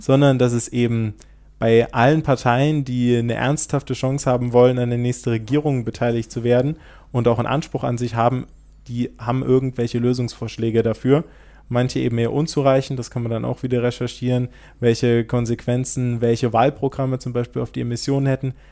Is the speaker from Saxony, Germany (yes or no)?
yes; Saxony, Germany; hier auch in Sachsen haben. Zumindest da, wo ich herkomme